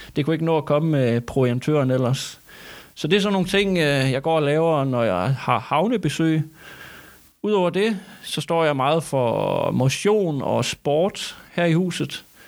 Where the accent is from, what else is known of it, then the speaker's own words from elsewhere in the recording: Thy, Northwest Jutland, North Denmark Region, Denmark; Jeg er Tybo fra Nordvestjylland